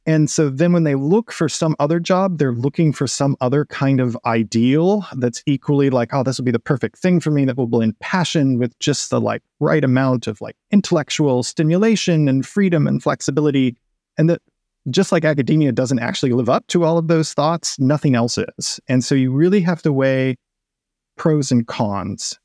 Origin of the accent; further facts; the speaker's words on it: West Coast, United States; moved away as an adult; also born or lived in Texas; now in Seattle, United States; I've moved from Texas to the Seattle area, where I'm from the West Coast originally. It's my landscape.